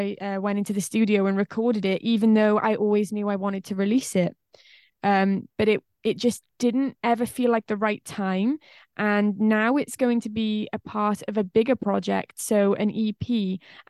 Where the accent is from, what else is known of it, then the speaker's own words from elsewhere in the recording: Wales, United Kingdom; accent: Welsh; I'm from Wales in the UK.